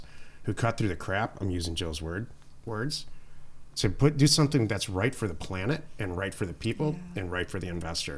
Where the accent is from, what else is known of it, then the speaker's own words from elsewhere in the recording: Detroit, Michigan, United States; I'm from Detroit